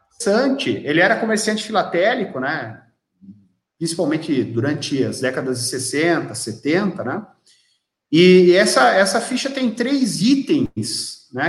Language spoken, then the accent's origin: Portuguese; Joinville, Santa Catarina, Brazil; now in São Bento do Sul, Brazil; eu sou natural de Joinville, moro em São Bento do Sul, em Santa Catarina, mas sou natural de Joinville